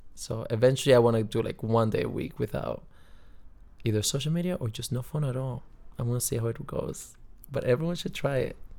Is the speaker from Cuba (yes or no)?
yes; Cuba; moved away; I'm from Cuba